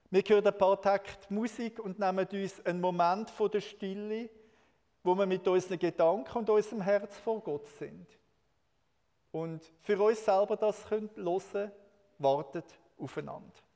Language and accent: German; Switzerland; als Schweizer